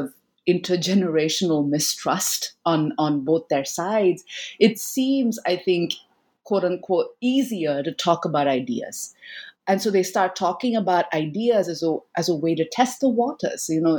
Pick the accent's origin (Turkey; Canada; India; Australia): India; from my own, you know, childhood growing up in India, right?